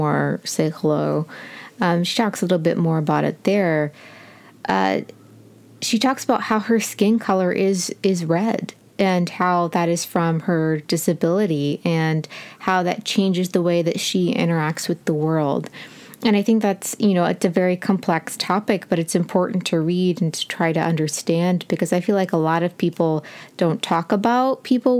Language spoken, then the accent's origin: English; United States; as an American who's used to seeing race discussed in an American context